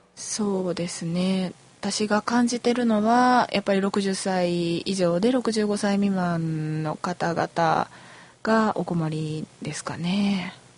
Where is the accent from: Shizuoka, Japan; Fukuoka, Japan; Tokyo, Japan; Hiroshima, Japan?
Shizuoka, Japan; moved away as an adult; now in Kyoto, Japan; 出身は静岡県です